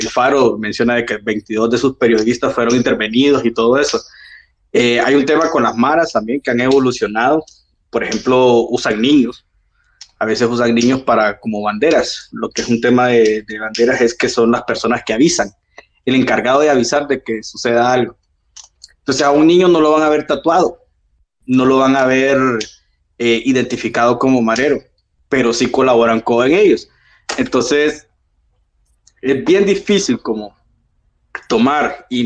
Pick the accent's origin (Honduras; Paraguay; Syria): Honduras; Este, yo soy de Honduras. Eh, tuve la oportunidad de vivir en El Salvador dos años